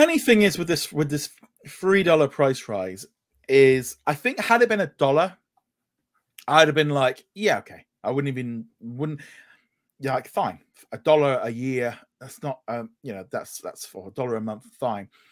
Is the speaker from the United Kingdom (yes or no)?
yes; United Kingdom; I'm British